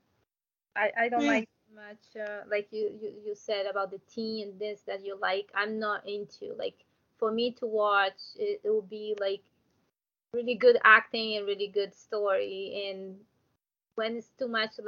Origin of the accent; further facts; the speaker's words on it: Brazil; English is a second language; I'm from Brazil